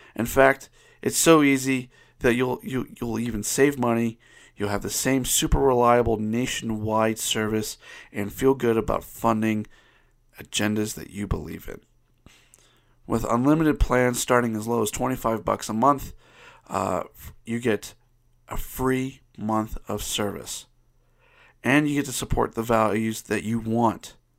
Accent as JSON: {"language": "English", "region": "Ohio", "country": "United States", "tie": "born or raised there", "moved": "yes", "lives_now": "Utah, United States", "said": "I, I grew up in Ohio"}